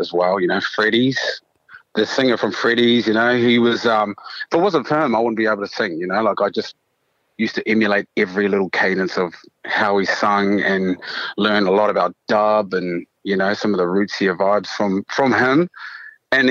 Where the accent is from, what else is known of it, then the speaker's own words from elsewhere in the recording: Taranaki, New Zealand; also born or lived in Raglan, Waikato, New Zealand; now in Australia; I was brought up in Taranaki